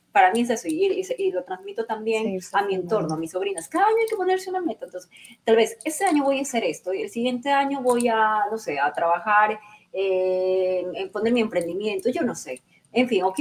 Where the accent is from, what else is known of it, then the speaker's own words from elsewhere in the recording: Santo Domingo, Dominican Republic; yo participé para Reina de Santo Domingo, fui la virreina de, mi